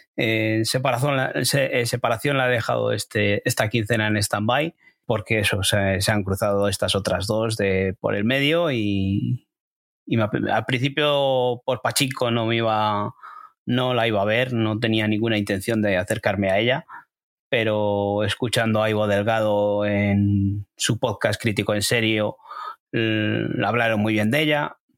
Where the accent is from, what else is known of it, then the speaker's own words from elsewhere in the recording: Spain; desde aquí siendo españoles.